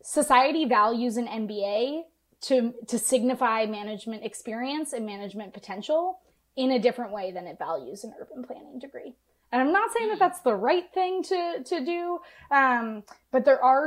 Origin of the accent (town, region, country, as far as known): United States